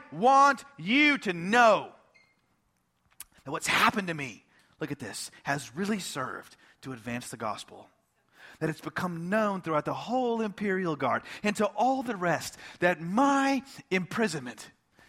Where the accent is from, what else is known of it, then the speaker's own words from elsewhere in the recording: United States; as an American